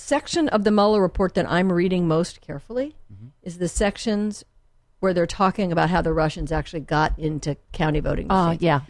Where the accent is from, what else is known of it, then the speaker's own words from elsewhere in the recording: La Jolla, California, United States; My dad was a professor, so we were a bit of a gypsies in the beginning. And then I went to junior high school and high school in La Jolla.